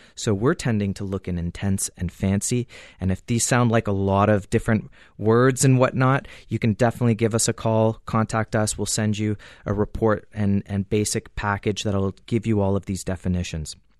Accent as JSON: {"language": "English", "country": "Canada", "said": "as a Canadian"}